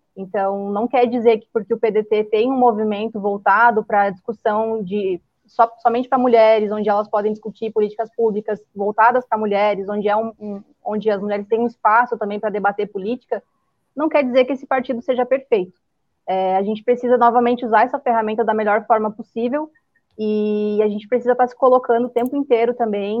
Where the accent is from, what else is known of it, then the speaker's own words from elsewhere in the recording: Três Passos, Rio Grande do Sul, Brazil; é a cidade que eu fui criada, Três Passos